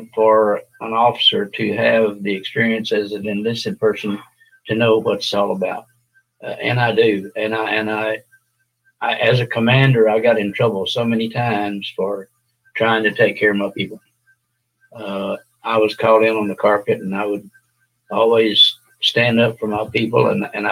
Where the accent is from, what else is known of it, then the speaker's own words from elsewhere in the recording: West Texas, United States; I was born in West Texas, out on a ranch in West Texas in 1941. I lived on a ranch.